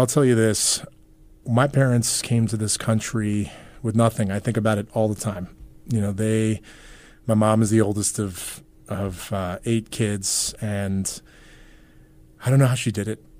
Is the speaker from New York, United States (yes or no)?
yes; New York, United States; moved away as an adult; also born or lived in Queens, New York / Long Island / Brooklyn; now in Nebraska, United States; I was born in Queens, raised all over New York, Long Island, upstate New York